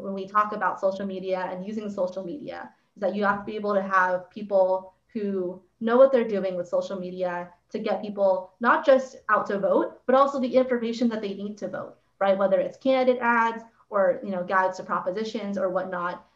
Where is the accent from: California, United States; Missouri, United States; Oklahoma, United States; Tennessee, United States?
California, United States; Santa Clarita; I'm from Santa Clarita